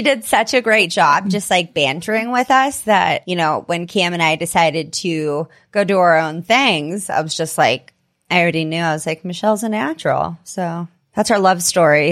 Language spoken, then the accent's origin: English; California, United States; now in Denver, United States; I ended up moving to Denver. I was from California originally